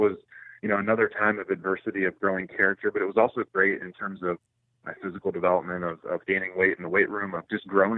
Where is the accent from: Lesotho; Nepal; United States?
United States; Northeast Ohio; growing up in a small town in Northeast Ohio, it was a sports-crazed town. So my hometown is the hometown of Bobby Knight